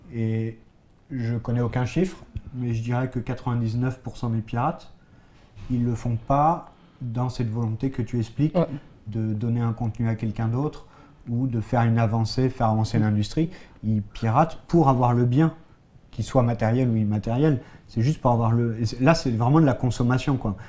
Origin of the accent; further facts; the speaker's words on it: France; En tant que Français